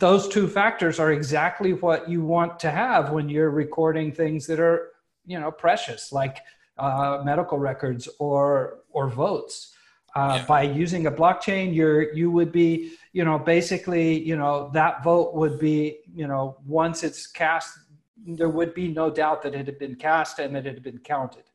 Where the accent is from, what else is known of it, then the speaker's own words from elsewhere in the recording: United States; moved away; an American who lives abroad right now